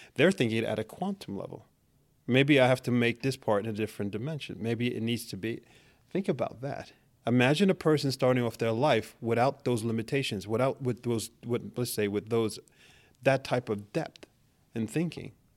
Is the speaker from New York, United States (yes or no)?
yes; New York City, New York, United States; moved away as an adult; now in Norway; I'm born and raised in Manhattan.